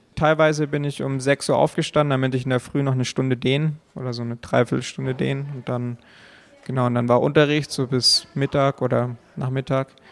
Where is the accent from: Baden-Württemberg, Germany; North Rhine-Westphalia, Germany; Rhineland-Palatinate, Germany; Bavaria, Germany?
Bavaria, Germany; Allgäu; Also ich komme aus dem Allgäu